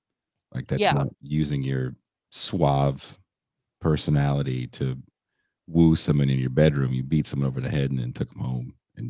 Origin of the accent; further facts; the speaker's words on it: the Bay Area, California, United States; I'm from the Bay Area